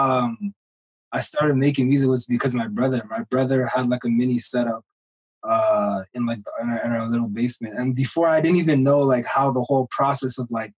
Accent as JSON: {"language": "English", "town": "Ottawa", "region": "Ontario", "country": "Canada", "tie": "born or raised there", "said": "born and raised in Ottawa"}